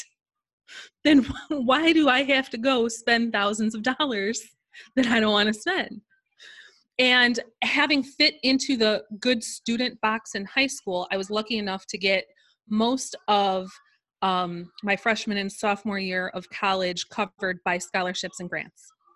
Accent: Chicago suburbs, Illinois, United States; I am from the Chicago suburbs

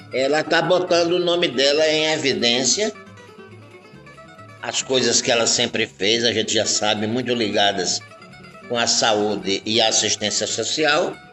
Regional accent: Alagoas, Brazil; now in Sergipe, Brazil; E aqui em Sergipe, né? Eu, eu não sou sergipano, né? Eu sou de Alagoas. Mas lá em Alagoas a gente viveu muito isso, né?

